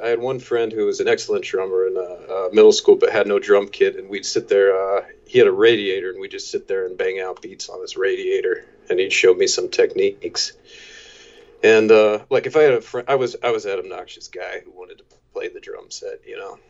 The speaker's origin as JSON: {"language": "English", "region": "Maryland", "country": "United States", "tie": "born or raised there", "also_born_or_lived": "Washington, D.C. / San Diego", "said": "I was born in D.C. Uh, popped out to San Diego for a year, but mainly grew up around the Maryland area"}